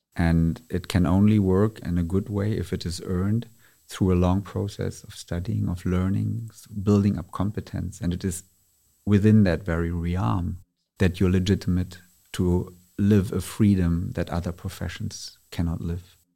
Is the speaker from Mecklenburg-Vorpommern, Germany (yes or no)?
no; Berlin, Germany; I was born and raised in Berlin, Germany